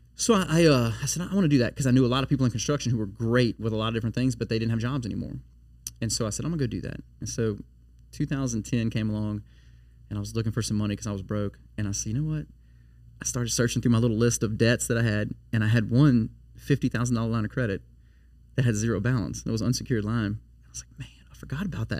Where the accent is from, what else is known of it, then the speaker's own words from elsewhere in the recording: Baton Rouge, Louisiana, United States; also born or lived in Livingston Parish; now in Denham Springs, United States; I'm uh, born and raised in Baton Rouge